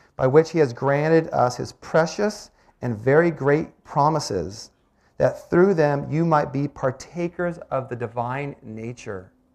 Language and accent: English; Olympic Peninsula, Washington, United States; moved away; I grew up on the Olympic Peninsula